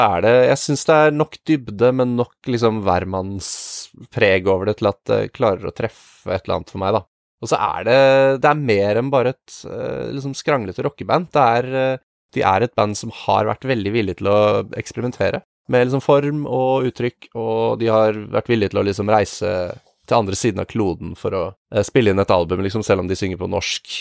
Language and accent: Norwegian; Norway; Vi skulle spille på et ganske lite sted som heter Musikkflekken i Samvika, der jeg er fra